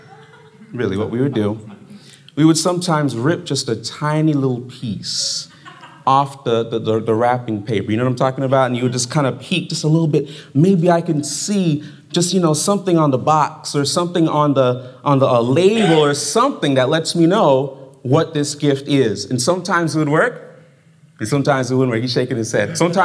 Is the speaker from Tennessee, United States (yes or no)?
no; Fort Lauderdale, Florida, United States; also born or lived in Brooklyn, New York; now in Berrien Springs, United States; I was growing up in Brooklyn. And in Brooklyn, New York, it's kind of similar to the weather that's up here right now. And I left there when I was 7 years old. And then I went to South Florida. And I was in Fort Lauderdale